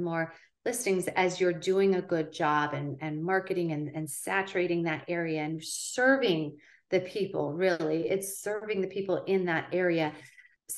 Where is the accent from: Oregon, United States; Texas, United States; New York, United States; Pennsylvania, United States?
Oregon, United States; West Linn; my family moved here when I was 14